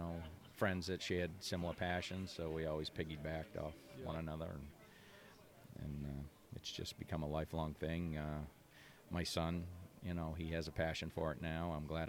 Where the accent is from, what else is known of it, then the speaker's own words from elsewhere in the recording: Wentworth, New Hampshire, United States; also born or lived in Plymouth, New Hampshire; I was born in Plymouth. New Hampshire, and basically I've lived my whole life in Wentworth, so I didn't travel far. I went to local schools, and I still work in Plymouth